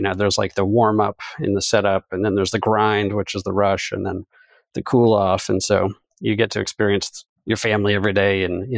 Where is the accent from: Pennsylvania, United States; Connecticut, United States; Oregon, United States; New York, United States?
Connecticut, United States; I'm actually from Connecticut, but as you well know, have some roots in Ohio.